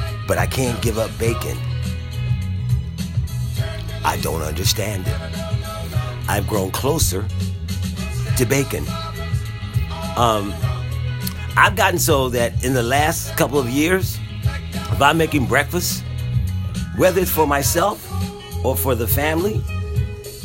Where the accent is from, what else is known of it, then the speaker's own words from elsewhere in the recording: Philadelphia, Pennsylvania, United States; I grew up in Philadelphia, and I grew up as a part of a large family